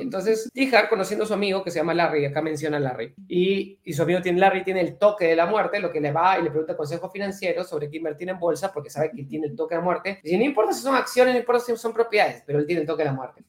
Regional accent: Peru; acá en mi país es una cosa muy rara, porque en el Perú

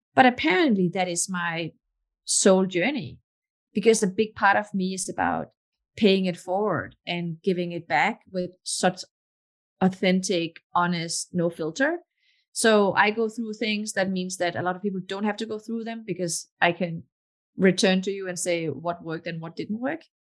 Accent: Denmark; English is a second language; moved away as an adult; also born or lived in Morocco / Texas; now in Palo Alto, United States; I was born in Morocco, but my parents moved away from Morocco when I was just a baby. And my mom is Danish, my dad Moroccan. And I got my citizenship when I was four. Um, but I grew up most of my life in Denmark.

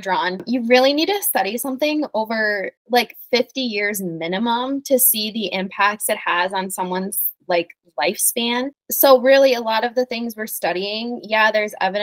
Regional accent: Wisconsin, United States; also born or lived in South Dakota; We're the weirdos that moved to Wisconsin

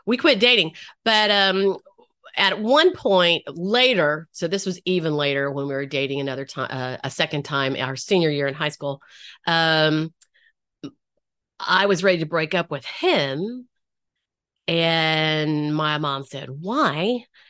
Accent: North Carolina, United States; I grew up in North Carolina.

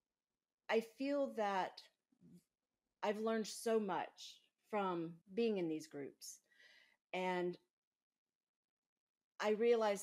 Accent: Mississippi, United States; growing up in Mississippi

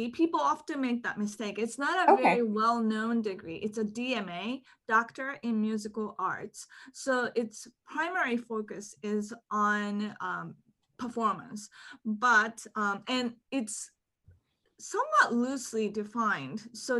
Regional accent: Hong Kong; moved away; also born or lived in Japan; so I was born in Japan, but my family relocated to Hong Kong when I was one year old. And so in Hong Kong, my parents spoke to me in Japanese, my nanny spoke to me in Cantonese, and my kindergarten was in English.

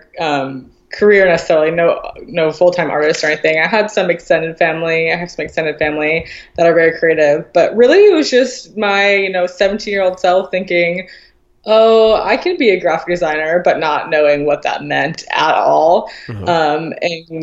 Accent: Midwest, United States; moved away as an adult; now in Seattle, United States; I grew up in the Midwest, super small town

